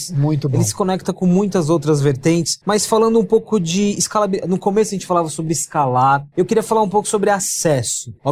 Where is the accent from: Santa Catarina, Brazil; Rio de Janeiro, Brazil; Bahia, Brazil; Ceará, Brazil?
Bahia, Brazil; Salvador; born there; Bahia? Bahia, Salvador.